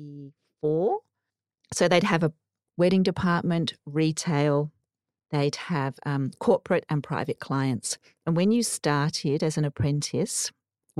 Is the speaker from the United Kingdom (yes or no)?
yes; Surrey, South East England, United Kingdom; now in Australia; I grew up in Surrey in the UK